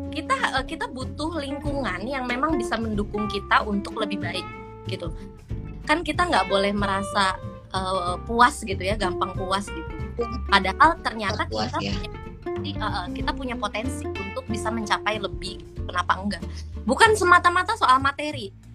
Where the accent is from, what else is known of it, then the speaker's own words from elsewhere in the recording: Indonesia; moved away as an adult; now in Malaysia; aku juga dari Indonesia